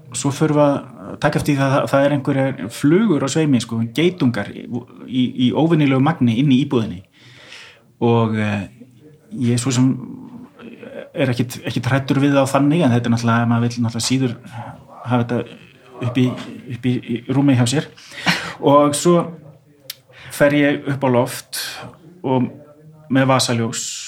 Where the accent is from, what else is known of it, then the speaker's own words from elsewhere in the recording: Iceland; við erum Íslendingar